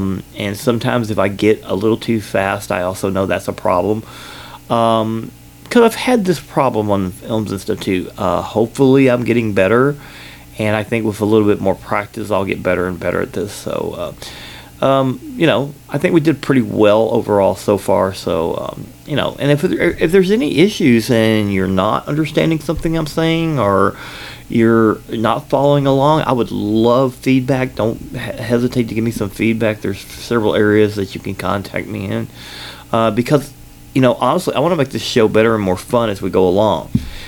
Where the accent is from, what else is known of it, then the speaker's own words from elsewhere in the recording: Kentucky, United States; born there; accent: combination accent; also born or lived in Georgia; I was born in Kentucky. I lived in Georgia for 8 years